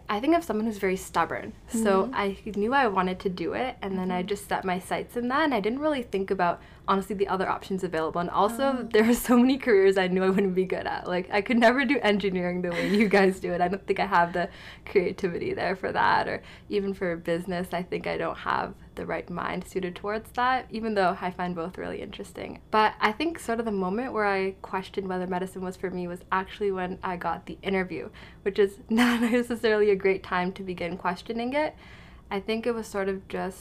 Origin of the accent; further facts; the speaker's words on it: Oakville, Ontario, Canada; also born or lived in Hamilton; I grew up in Oakville